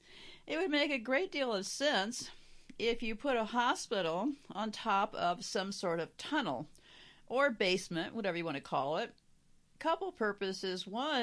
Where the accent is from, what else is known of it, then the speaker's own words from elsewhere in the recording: United States; because I'm an American, I had to look at a map to see where Belgium was on the map.